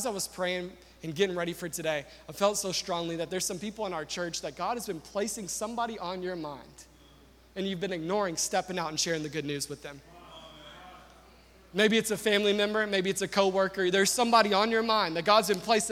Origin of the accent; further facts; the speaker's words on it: the South, United States; I'm from the South